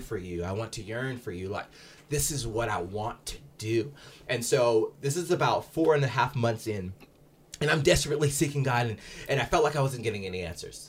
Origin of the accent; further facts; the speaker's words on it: Salt Lake City, Utah, United States; growing up in Salt Lake, the, the primary religion here is the L D S faith